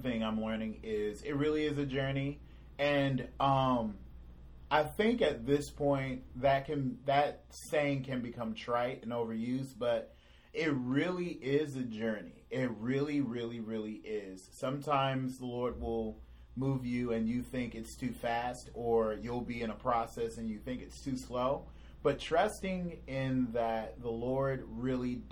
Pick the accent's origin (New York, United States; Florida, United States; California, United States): California, United States; moved away as an adult; I'm originally from California. All my friends or family are there, were there.